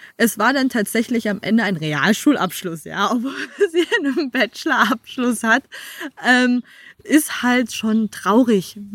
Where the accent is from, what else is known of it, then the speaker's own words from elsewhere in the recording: Bad Belzig, Brandenburg, Germany; moved away as an adult; also born or lived in South Africa; ich bin eine der wenigen, die hier tatsächlich auch direkt geboren worden sind als es im Belzig noch eine Geburtenstation gab.